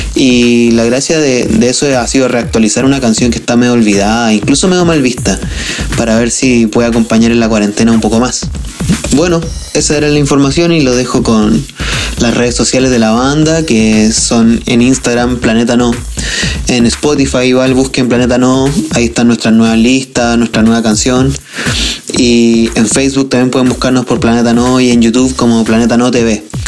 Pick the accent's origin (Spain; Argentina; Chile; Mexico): Chile; southern Chile; moved away as an adult; now in Santiago, Chile; somos del sur de Chile y nos vinimos a Santiago a estudiar